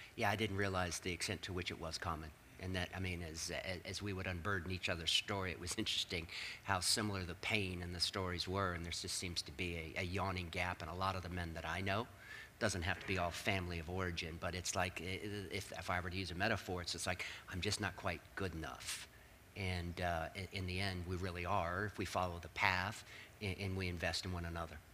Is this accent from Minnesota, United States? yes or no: no; Northern Virginia, United States; I grew up in Northern Virginia.